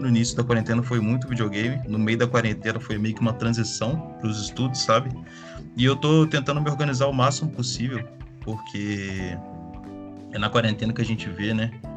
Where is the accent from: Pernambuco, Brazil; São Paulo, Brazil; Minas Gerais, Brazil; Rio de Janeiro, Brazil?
Minas Gerais, Brazil; Juiz de Fora; sou de Juiz de Fora, Minas Gerais.